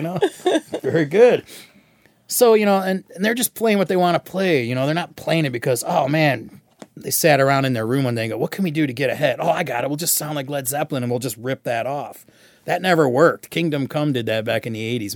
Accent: Michigan, United States; growing up in Michigan.

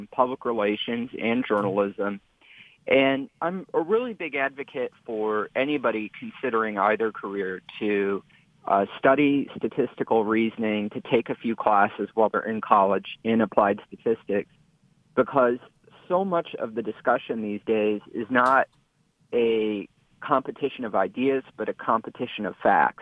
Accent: Dearborn, Michigan, United States; my hometown of Dearborn

